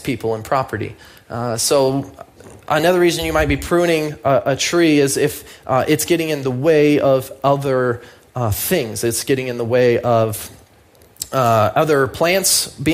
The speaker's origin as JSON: {"language": "English", "country": "United States", "said": "I'm an American"}